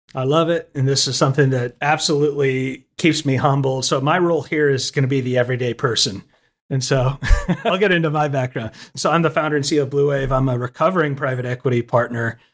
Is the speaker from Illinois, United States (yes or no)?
no; Austin, Texas, United States; now in Nashville, United States; I grew up in Austin, Texas, and now I live in Nashville, Tennessee.